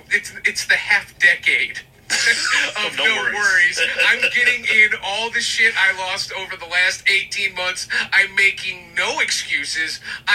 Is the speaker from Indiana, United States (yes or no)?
yes; South Bend, Indiana, United States; I'm from South Bend.